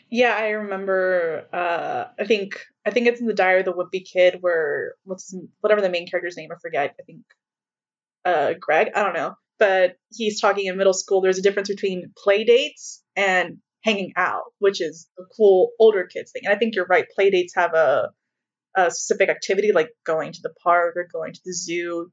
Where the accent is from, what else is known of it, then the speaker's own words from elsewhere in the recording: Texas, United States; I'm from Texas